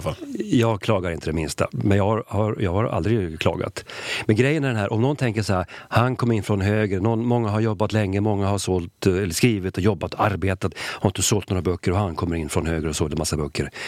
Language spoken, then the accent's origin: Swedish; Sweden; jag är ju svensk